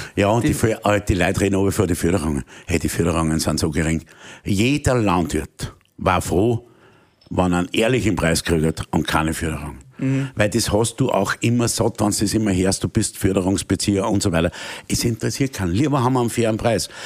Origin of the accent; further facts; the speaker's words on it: Austria; als Österreicher